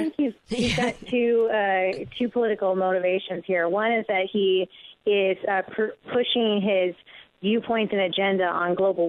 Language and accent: English; California, United States; I'm a Californian, though.